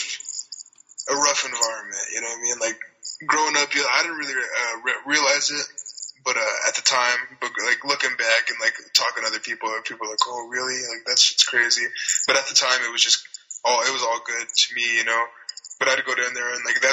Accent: Platteville, Colorado, United States; I grew up in this little town called Platteville, Colorado

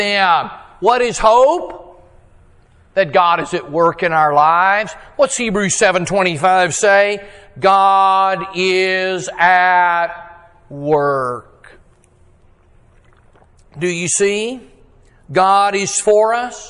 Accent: Texas, United States; I'm a Texan

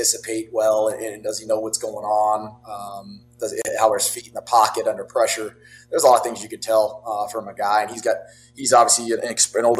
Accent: Colfax, California, United States; I grew up in Northern California. Colfax is about 3 hours there, up near Lake Tahoe area, Truckee area.

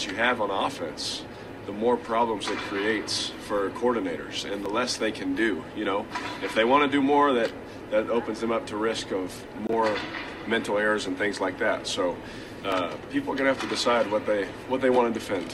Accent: Fresno, California, United States; I'm from Fresno, California, you know, born in Fresno.

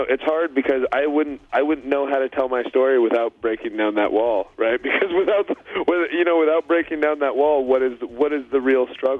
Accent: Washington, United States; not just being in Washington State in a small town. Like in my town

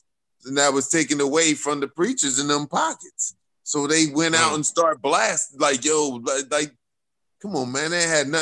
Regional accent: Philadelphia, Pennsylvania, United States; I grew up in West Philadelphia

